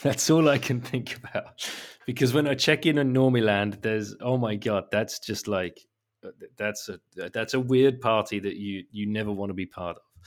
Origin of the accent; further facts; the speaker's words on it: England, United Kingdom; I'm an English guy